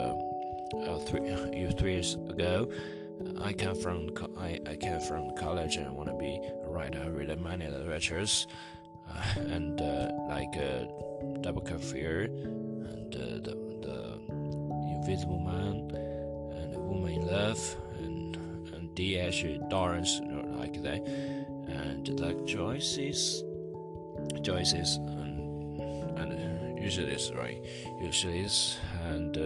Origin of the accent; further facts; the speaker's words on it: China; first language Chinese; English is a second language; I am still Chinese, and my mother language is Chinese, and I learned English about 6 years